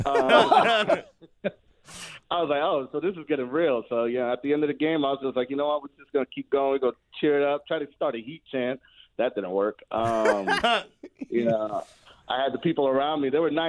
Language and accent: English; Miami, Florida, United States; moved away as an adult; I'm from Miami, went to American Senior High